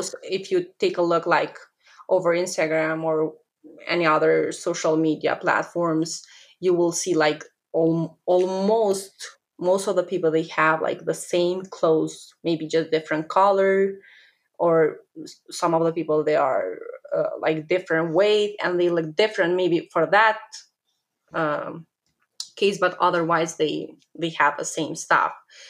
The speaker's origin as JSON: {"language": "English", "country": "Albania", "second_language": "English", "said": "I am from Albania."}